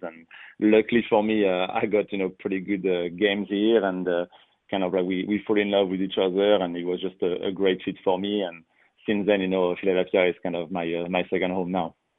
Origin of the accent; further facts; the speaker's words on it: France; English is a second language; moved away as an adult; originally, you know, I am from France, so soccer is kind of number one. You know, you uh, you play soccer every day at school